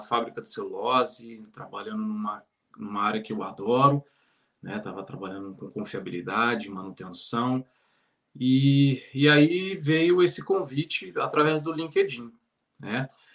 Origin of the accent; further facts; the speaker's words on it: São Paulo, Brazil; moved away as an adult; also born or lived in Espírito Santo / Ceará / Bahia; now in Ireland; Eu sou natural de São Paulo, né? Então, é, morei lá até os 18 anos